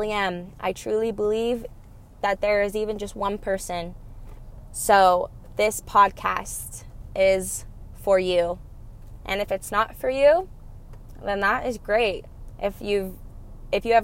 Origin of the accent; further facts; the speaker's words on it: Cottonwood Heights, Utah, United States; I was raised here in Cottonwood Heights, Sandy, Utah